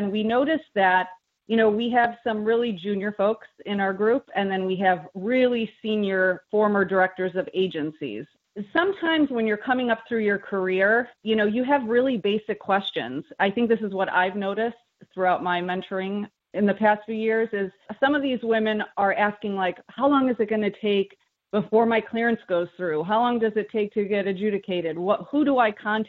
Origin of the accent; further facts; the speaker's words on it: Midwest, United States; moved away as an adult; now in Washington, D.C., United States; We're both from the Midwest.